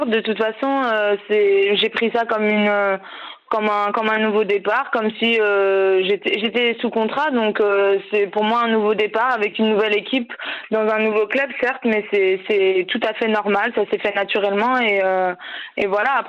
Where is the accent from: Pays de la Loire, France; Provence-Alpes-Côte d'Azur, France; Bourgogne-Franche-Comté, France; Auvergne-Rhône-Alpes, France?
Pays de la Loire, France; Clisson; also born or lived in Paris; je viens du vignoble nantais de Clisson plus précisément, où j'ai commencé à, jouer au basket.